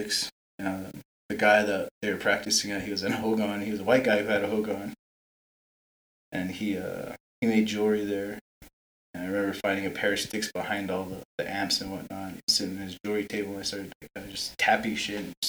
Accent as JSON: {"language": "English", "town": "Twin Lakes", "region": "New Mexico", "country": "United States", "lives_now": "Gallup, United States", "said": "we're all from the reservation. Gary and I are from Twin Lakes."}